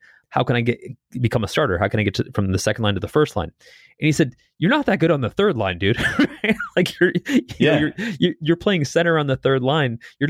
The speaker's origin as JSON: {"language": "English", "region": "Northeast", "country": "United States", "tie": "born or raised there", "said": "You know, I grew up in the Northeast playing hockey"}